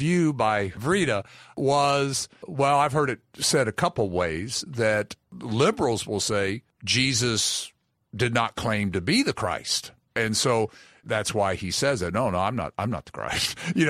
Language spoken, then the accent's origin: English; Kentucky, United States; I'm from Kentucky and I need things simple, right?